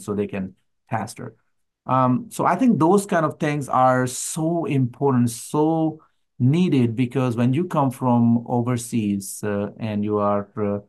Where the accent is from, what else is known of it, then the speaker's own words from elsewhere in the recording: Pakistan; being a Pakistani believer